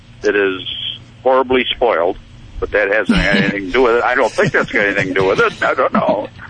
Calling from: Rochester, New York, United States; I'm calling from Rochester, New York.

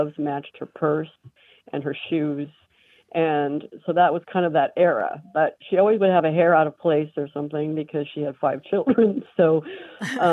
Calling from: Cawker City, Kansas, United States; I'm calling from Cocker City, Kansas

